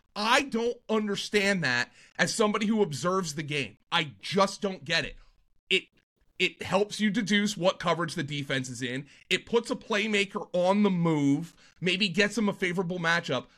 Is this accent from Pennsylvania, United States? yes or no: yes; Lehigh Valley, Pennsylvania, United States; also born or lived in Philadelphia / Jersey Shore; I'm from the Lehigh Valley.